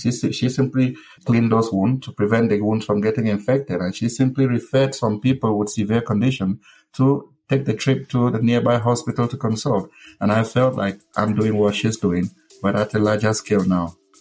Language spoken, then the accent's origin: English; Misaje, North-West Region, Cameroon; I was born and raised in uh, Cameroon, specifically in a village called Misaje.